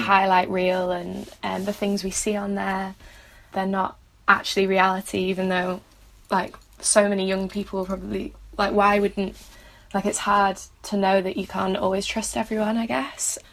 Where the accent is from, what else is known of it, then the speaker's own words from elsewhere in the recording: Manchester, North West England, United Kingdom; moved away as an adult; now in St Andrews, United Kingdom; I'm from Manchester